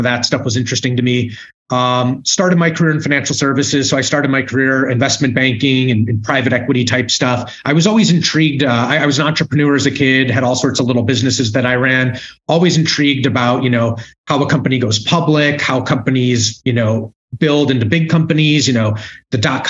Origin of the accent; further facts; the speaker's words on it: Chicago, Illinois, United States; I grew up all around Wrigley, chasing baseballs on Waveland